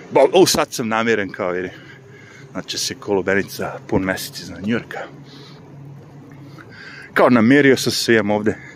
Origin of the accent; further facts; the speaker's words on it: Višegrad, Republika Srpska, Bosnia & Herzegovina; moved away; pošto sam odrastao u Višegradu